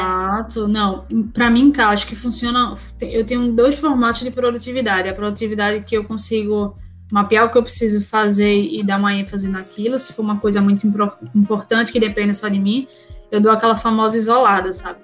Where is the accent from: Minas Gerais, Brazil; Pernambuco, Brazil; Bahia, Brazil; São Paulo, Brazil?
Pernambuco, Brazil; Recife; sou de Recife, Pernambuco, então é, nasci aqui, minha família toda é daqui